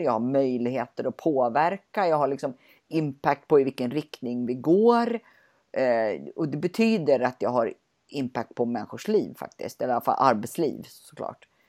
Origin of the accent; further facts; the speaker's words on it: Sweden; som svensk ska man säga nej